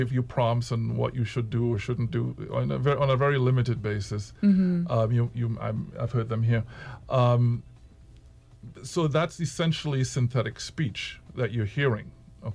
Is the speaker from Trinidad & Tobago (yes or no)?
yes; Trinidad & Tobago; moved away; also born or lived in United States; as a Trinidadian citizen